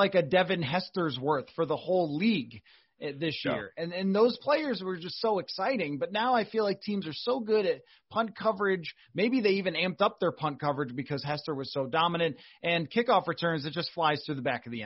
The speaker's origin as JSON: {"language": "English", "town": "Buffalo", "region": "New York", "country": "United States", "tie": "born or raised there", "said": "my hometown of Buffalo"}